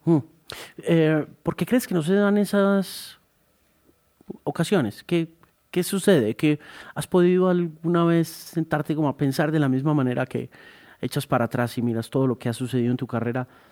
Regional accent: Colombia; lo que somos los colombianos

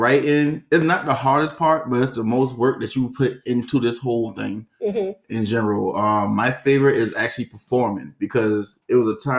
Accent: North Charleston, South Carolina, United States; I'm from North Charleston, born and raised off of Ashley Falls State.

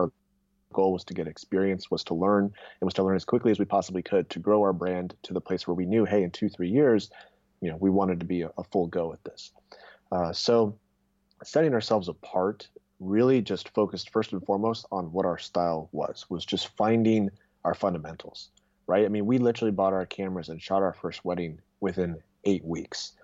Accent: Irvine, California, United States; also born or lived in Wheaton, Illinois; I was born and raised in Irvine, went to school in Chicago actually out in Wheaton College, but then came back to SoCal

